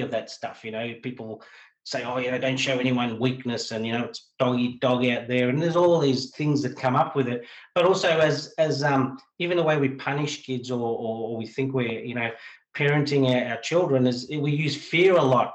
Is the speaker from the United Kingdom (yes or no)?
no; Australia; I'm talking probably as an Australian